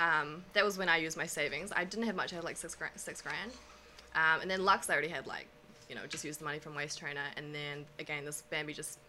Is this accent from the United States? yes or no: no; Auckland, New Zealand; On the North Shore, okay. Auckland. Yeah, okay. Always been there.